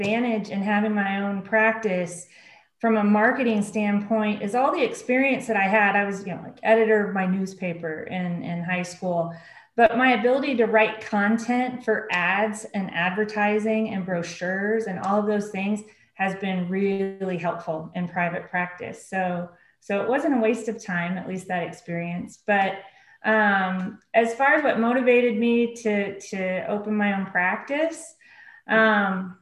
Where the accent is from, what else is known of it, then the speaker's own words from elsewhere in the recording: Oklahoma City, Oklahoma, United States; I grew up in Oklahoma City, grew up in a single parent home with one older brother